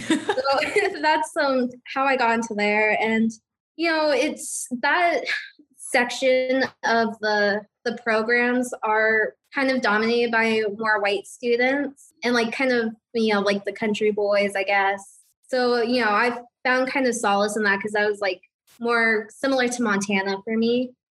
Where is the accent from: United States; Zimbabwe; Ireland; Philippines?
Philippines; So I'm like, dude, wow. I'm Filipino.